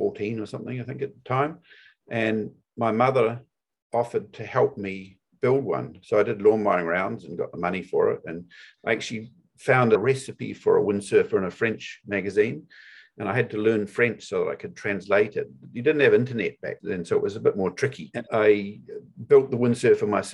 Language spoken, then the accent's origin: English; Auckland, New Zealand; also born or lived in Chapel Hill, North Carolina / Bristol / Christchurch / Maui; I moved back to New Zealand and to Auckland, New Zealand, and grew up here